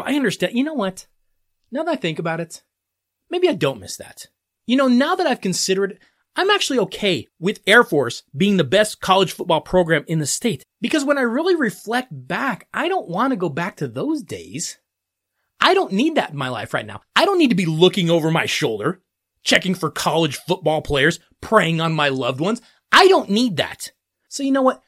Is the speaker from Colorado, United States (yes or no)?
yes; Colorado, United States; my home state of Colorado